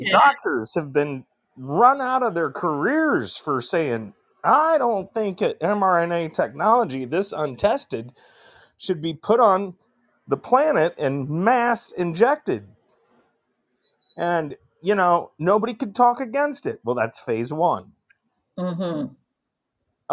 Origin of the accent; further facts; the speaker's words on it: northern Indiana, United States; also born or lived in Fort Walton Beach, Florida; I'm in Fort Wayne, Indiana right now. This I'm from Mm. northern northern Indiana